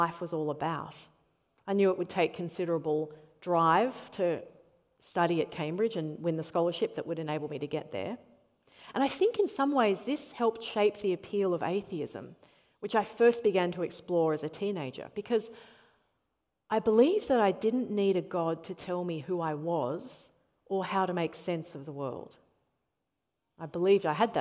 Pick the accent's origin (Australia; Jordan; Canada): Australia; Sydney, New South Wales; I grew up here in Sydney, not too far from Manly, on the North Shore